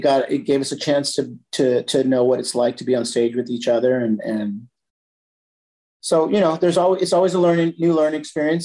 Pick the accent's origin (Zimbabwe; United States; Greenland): United States; San Jose, California; moved away as an adult; also born or lived in Campbell, California; now in Carlsbad, United States; I was born and raised in San Jose, California.